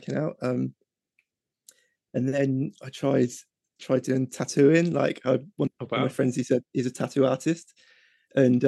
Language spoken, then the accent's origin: English; Reading, South East England, United Kingdom; I'm from Reading in England